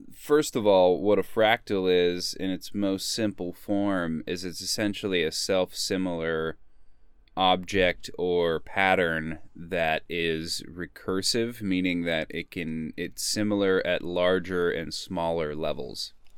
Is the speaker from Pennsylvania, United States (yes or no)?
no; Sedona, Arizona, United States; growing up in Sonoma, Arizona